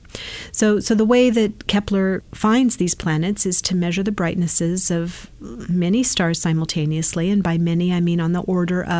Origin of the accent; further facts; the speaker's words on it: East Bay, California, United States; also born or lived in Brazil; I grew up in the East Bay, did my undergrad at Berkeley and my grad at Santa Cruz